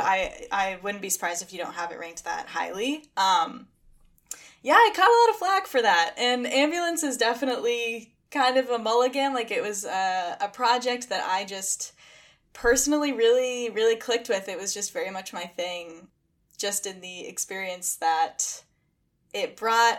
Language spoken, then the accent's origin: English; Massachusetts, United States; also born or lived in Boston; I grew up in the middle of nowhere in Massachusetts, but I now live in Boston